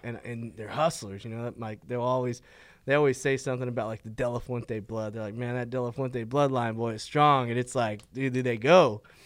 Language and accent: English; Fort Worth, Texas, United States; I grew up right here in, in River Oaks. I was born in Fort Worth. um, lived here all my life